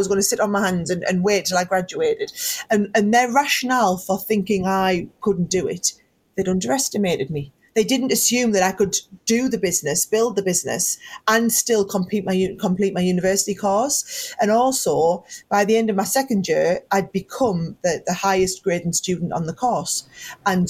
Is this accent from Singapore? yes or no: no; County Durham, North East England, United Kingdom; accent: northern; also born or lived in York; I was from the Northeast